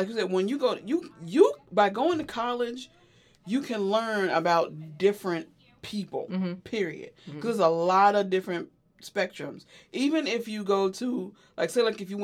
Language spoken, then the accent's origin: English; Winston-Salem, North Carolina, United States; also born or lived in California; I'm from Winston-Salem, North Carolina